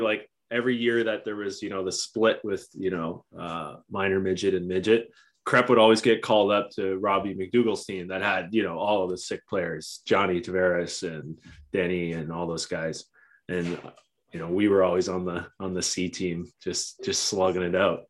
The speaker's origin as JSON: {"language": "English", "town": "Oakville", "region": "Ontario", "country": "Canada", "tie": "born or raised there", "said": "I grew up in Oakville"}